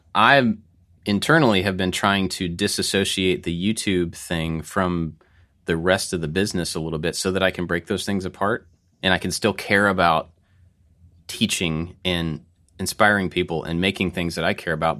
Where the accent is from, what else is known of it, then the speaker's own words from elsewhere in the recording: United States; we are three white guys. We are American, just regular white guys